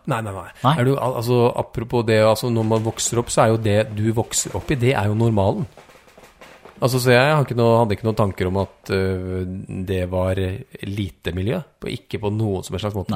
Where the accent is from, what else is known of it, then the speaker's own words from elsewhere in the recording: Trysil, Innlandet, Norway; jeg er altså fra Slettås, eller Nordre Tøråsen. Eller Tøråslia, Nordre Tøroslia eh, i Slettås i Trysil